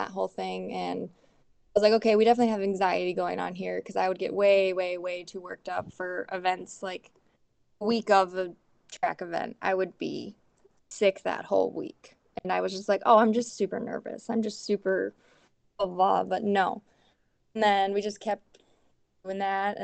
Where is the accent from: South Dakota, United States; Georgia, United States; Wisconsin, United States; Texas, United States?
South Dakota, United States; Milbank; from Milbank, South Dakota. It's like 3,300 people here. And I grew up on a farm